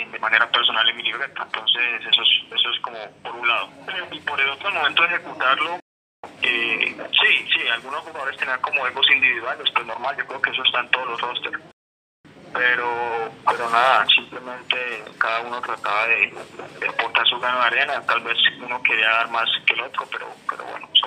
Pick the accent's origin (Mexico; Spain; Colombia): Colombia; Cali, Valle del Cauca; now in Bucaramanga, Colombia; yo soy de, de Cali